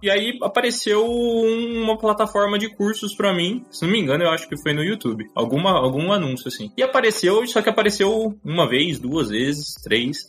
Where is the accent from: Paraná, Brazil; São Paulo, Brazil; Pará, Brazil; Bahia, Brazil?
São Paulo, Brazil; Campinas; eu sou de Campinas, eu tenho 27 anos. Nasci em São Paulo, na realidade, mas moro em Campinas, aqui, região, desde muito pequeno